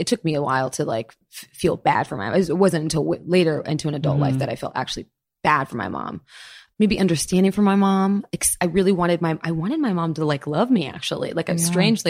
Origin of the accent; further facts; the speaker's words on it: Florida, United States; I was born in Florida. My mom's French. My dad is a Brazilian Japanese man.